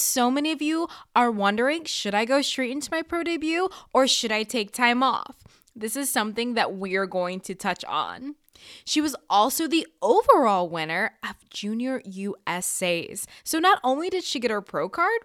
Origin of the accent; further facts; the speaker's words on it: Florida, United States; I'm in Florida. I've always been here.